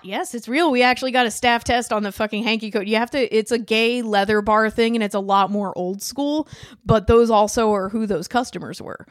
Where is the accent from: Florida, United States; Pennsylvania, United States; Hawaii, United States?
Pennsylvania, United States; Philadelphia; moved away as an adult; also born or lived in Bushwick, Brooklyn; now in Brooklyn, United States; I'm from Philly.